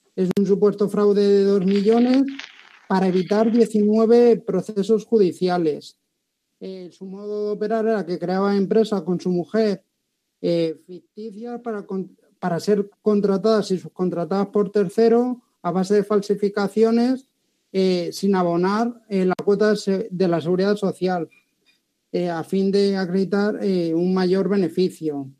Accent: Alcalá de Henares, Community of Madrid, Spain; mi tierra, hacia Alcalá

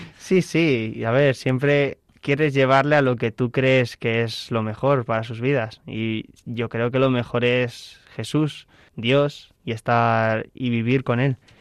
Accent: Alcalá de Henares, Community of Madrid, Spain; en la diócesis de Alcalá de Henares, que es de donde soy

